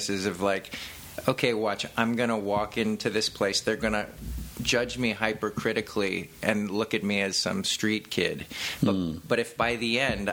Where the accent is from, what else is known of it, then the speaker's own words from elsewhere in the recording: Huntington Beach, California, United States; also born or lived in Hollywood; I grew up in Huntington Beach